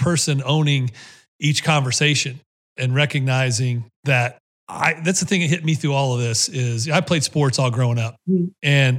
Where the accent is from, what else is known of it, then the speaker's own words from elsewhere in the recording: Ohio, United States; even though my papa was from the South, I was raised in Ohio.